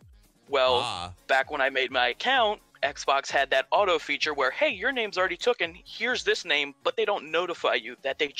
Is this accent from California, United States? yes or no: no; Wentzville, Missouri, United States; Born in Wentzville. Wentzville, okay. In 94, gotcha.